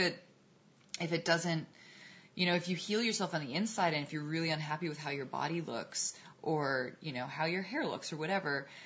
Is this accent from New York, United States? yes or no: yes; New York City, New York, United States; I grew up in Manhattan and a little bit outside Manhattan